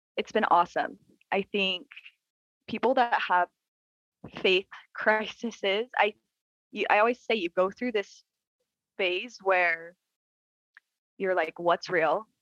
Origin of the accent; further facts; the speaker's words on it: Utah, United States; So I was born in Utah